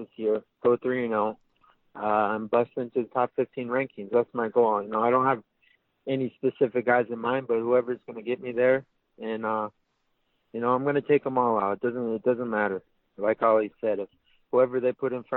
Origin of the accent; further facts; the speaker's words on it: Haleiwa, Hawaii, United States; a small town kid who grew up, you know, in Haleiwa